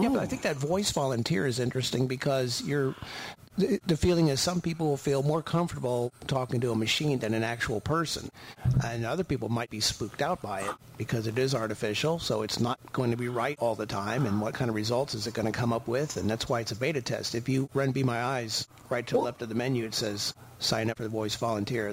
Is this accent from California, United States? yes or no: no; Belleville, Illinois, United States; now in Owensville, Indiana, United States; I am relocating to my hometown of Belleville, Illinois